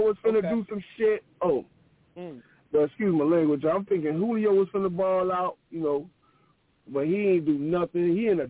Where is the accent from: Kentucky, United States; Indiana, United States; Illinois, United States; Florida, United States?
Florida, United States; I'm from Florida, man.